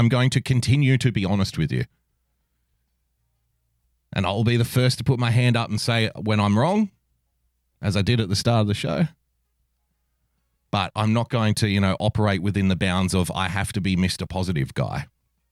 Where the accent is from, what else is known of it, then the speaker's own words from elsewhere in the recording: Sydney, New South Wales, Australia; also born or lived in a country town; I was born in a country town, but I grew up in Western Sydney